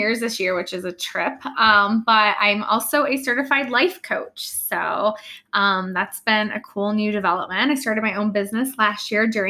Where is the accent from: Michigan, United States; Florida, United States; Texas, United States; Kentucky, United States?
Michigan, United States; Fenton; So we live in Michigan. I'm from Fenton, Michigan, which is just south of Flint.